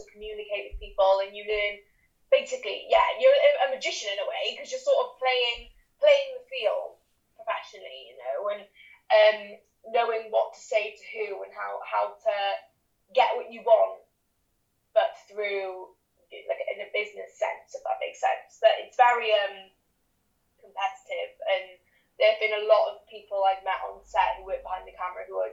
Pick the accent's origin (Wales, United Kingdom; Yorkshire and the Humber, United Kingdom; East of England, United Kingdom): Wales, United Kingdom; Cardiff; moved away as an adult; now in London, United Kingdom; I'm originally from Cardiff, but I've lived in London for the past 4 years because of drama school